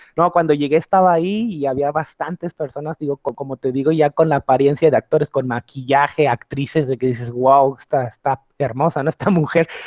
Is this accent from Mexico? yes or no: yes; Mexico; sentirnos contentos y orgullosos como mexicanos